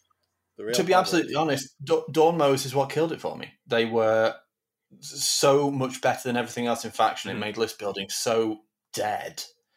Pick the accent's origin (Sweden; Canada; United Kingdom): United Kingdom; Manchester, North West England; I'm from Manchester, north of the UK.